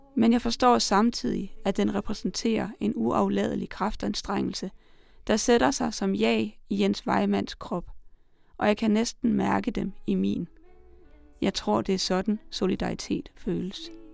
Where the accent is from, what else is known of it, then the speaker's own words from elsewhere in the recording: Salling, Central Denmark Region, Denmark; Jeppe Åkær er min hjemmeegns digter